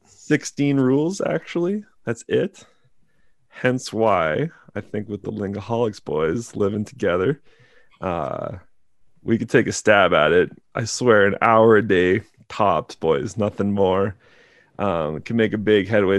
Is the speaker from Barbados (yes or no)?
no; Canada; being Canadian